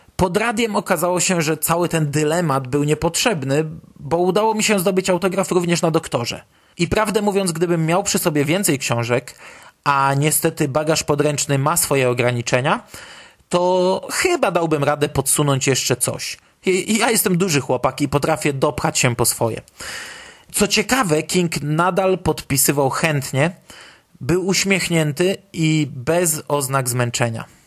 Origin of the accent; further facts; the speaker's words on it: Poland; jesteśmy grupą fanów z Polski